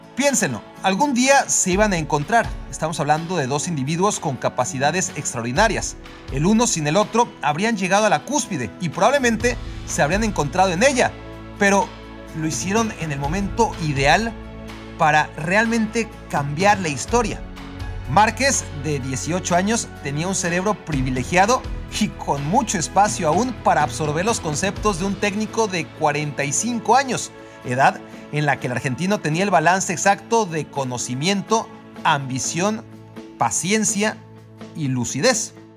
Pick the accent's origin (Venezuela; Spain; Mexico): Mexico; el resto de los aficionados al fútbol en México